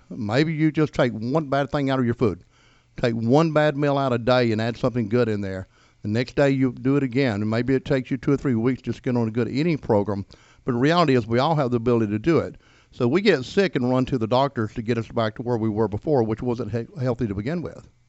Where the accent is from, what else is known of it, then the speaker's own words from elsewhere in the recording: Gainesville, Georgia, United States; also born or lived in Daytona Beach, Florida / Atlanta; I was born here in Hall County